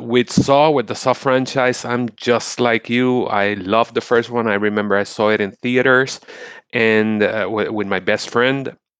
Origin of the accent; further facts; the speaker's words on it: Puerto Rico; I'm from Puerto Rico.